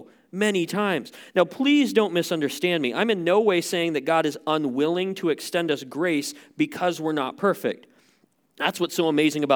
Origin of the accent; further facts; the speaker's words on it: Montana, United States; a guy who was born and raised in Montana